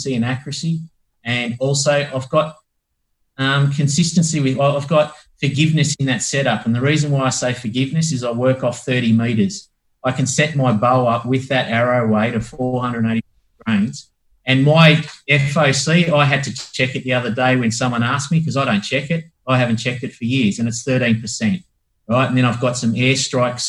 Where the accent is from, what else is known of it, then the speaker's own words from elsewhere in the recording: Australia; being Australian